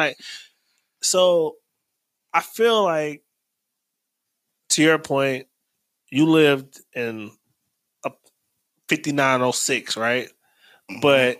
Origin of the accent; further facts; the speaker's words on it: Cleveland, Ohio, United States; When I say I'm from Huff, people look at me like, I'm like, no, 60th and Huff, dog.